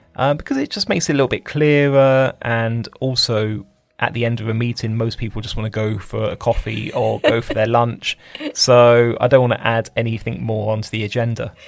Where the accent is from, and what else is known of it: United Kingdom